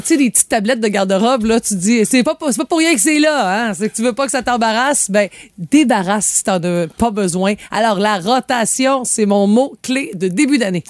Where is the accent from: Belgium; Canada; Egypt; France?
Canada; Quebec; chez nous, au Québec